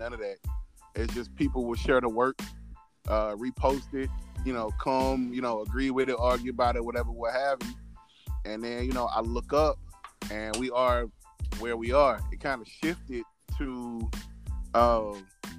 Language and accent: English; St. Louis, Missouri, United States; I'm from St. Louis. St. Louis has been the murder capital of the country.